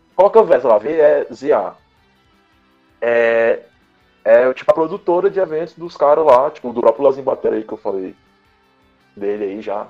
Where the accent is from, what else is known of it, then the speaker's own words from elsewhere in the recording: Teresina, Piauí, Brazil; moved away as an adult; now in São Luís, Brazil; eu sou daqui de Teresina